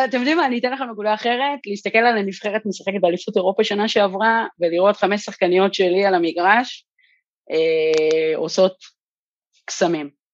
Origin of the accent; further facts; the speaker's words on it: Kiryat Gat, Southern District, Israel; שגדלתי בקריית גד